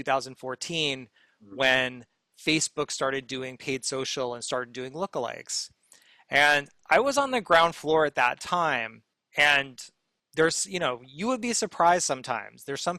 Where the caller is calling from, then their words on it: New York City, New York, United States; I am calling from Brooklyn, New York.